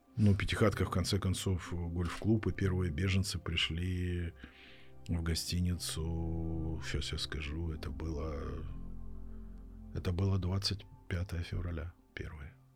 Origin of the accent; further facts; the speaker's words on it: Russia; moved away as an adult; now in Kharkiv, Ukraine; я родился и вырос в России, Я там 18 лет прожил